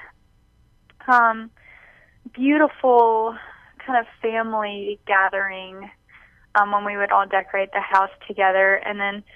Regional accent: Mobile, Alabama, United States; also born or lived in New Orleans, Louisiana; I grew up in Mobile, and I was born in New Orleans

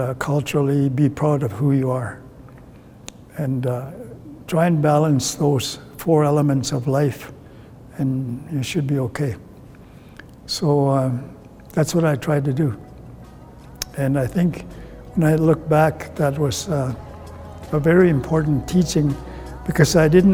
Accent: Ermineskin Reserve, Alberta, Canada; first language Cree; English is a second language; also born or lived in Edmonton; I grew up here on the Ermineskin Reserve

